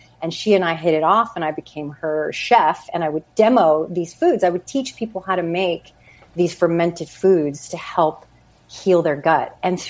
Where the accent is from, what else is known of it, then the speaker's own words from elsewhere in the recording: New Mexico, United States; moved away as an adult; Anyway, so I moved out to California from New Mexico, went in my early 20s, and I was trying to seek out an acting career, as one does